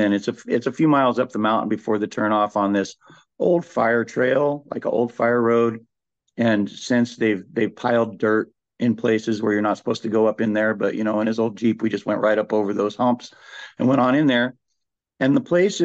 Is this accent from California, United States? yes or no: yes; Lake County, Northern California, United States; I'm from Lake County in Northern California.